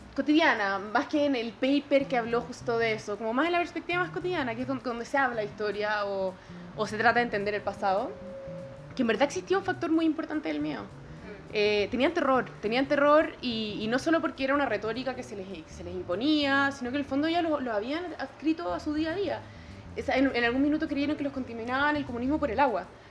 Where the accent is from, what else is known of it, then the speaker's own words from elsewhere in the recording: Chile; como chilenos